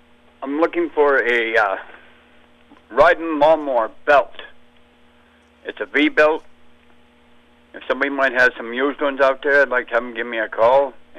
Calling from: Harrison, United States; Harrison, sir.

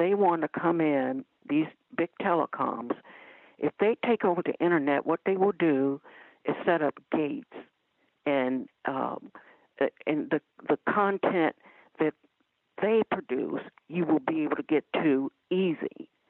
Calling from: Ohio, United States; I'm calling from Ohio.

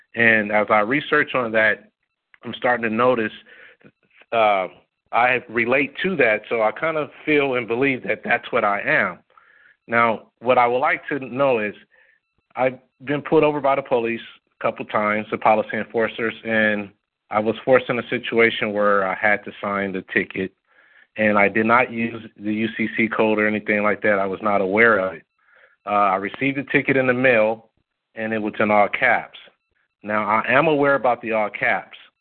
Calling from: Long Beach, California, United States; I'm calling from Long Beach, California

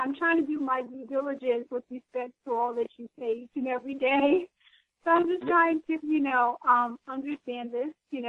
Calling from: New Jersey, United States; Hi. Yes, I'm calling from New Jersey.

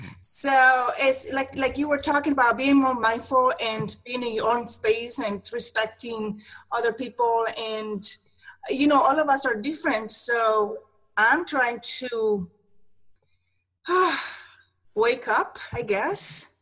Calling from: Maryland, United States

